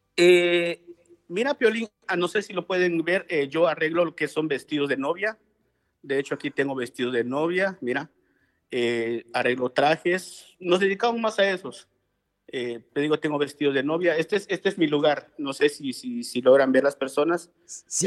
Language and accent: Spanish; Guatemala; moved away as an adult; now in Los Angeles, United States; soy de Guatemala. nosotros, pues allá donde, donde yo vengo, se puede decir, nosotros le decimos aldea